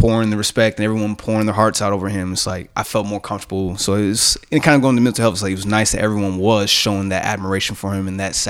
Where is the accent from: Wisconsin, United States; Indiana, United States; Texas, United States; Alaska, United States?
Texas, United States; Converse; I'm from Converse, Texas, San Antonio area.